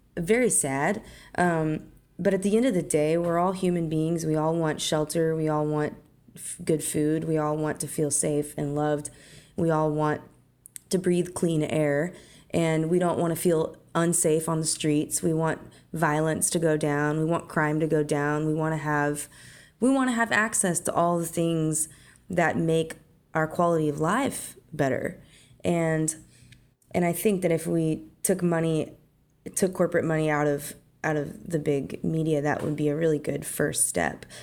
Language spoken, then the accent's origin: English; Arkansas, United States; growing up in Arkansas, when I was younger